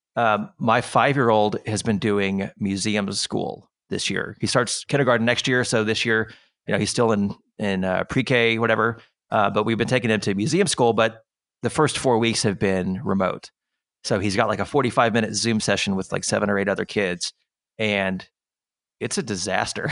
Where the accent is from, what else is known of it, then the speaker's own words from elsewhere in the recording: Austin, Texas, United States; I was born, I was raised in Austin